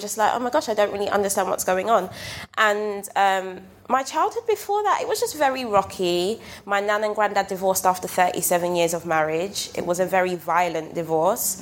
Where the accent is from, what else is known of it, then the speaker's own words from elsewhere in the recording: London, United Kingdom; I was raised on Brixton Hill